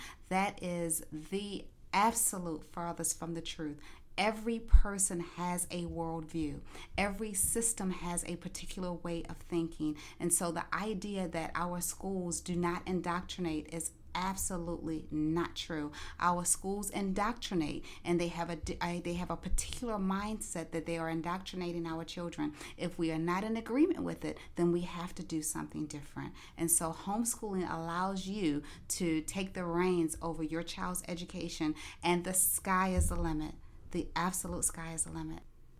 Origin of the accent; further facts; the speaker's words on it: Maryland, United States; now in Florida, United States; we are transplants to the Florida area. We come from Maryland.